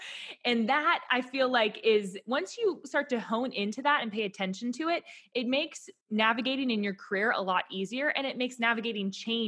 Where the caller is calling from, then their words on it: Nashville, Tennessee, United States; Yeah, so I'm tuning in from Nashville, but I, like TJ, started out on Wall Street